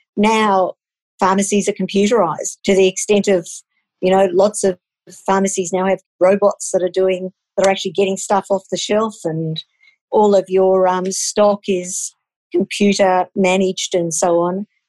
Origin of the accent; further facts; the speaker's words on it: Queensland, Australia; now in Canberra, Australia; I grew up in Queensland